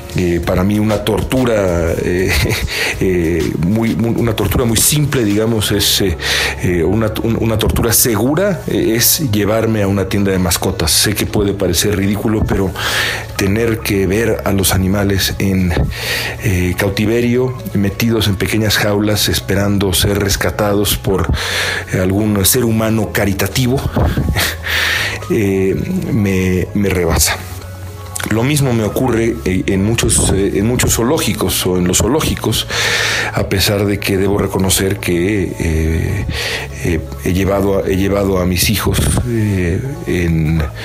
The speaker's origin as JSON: {"language": "Spanish", "region": "Mexico City", "country": "Mexico", "moved": "as an adult", "said": "yo vengo a la Ciudad de México con cierta frecuencia y desde que me fui de acá hace ya casi un lustro"}